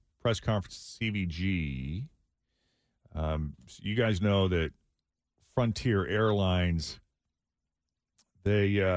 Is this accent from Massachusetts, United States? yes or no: yes; Boston, Massachusetts, United States; Boston, my hometown